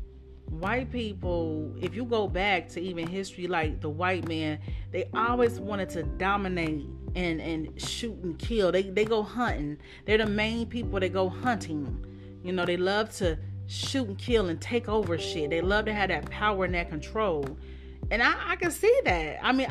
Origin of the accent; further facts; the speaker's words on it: Dayton, Ohio, United States; moved away; most of my life in Dayton